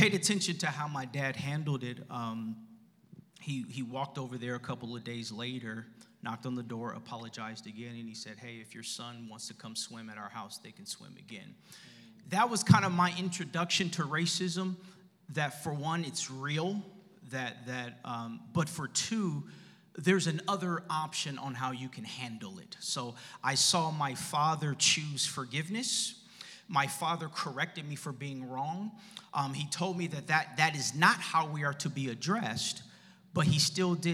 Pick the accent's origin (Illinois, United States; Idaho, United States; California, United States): California, United States; Los Angeles; also born or lived in Ontario, California; I grew up in Los Angeles. I'm a preacher's kid. I went to a Lutheran school, and the whole school was black. My church was black. And we moved to Ontario when I was in sixth grade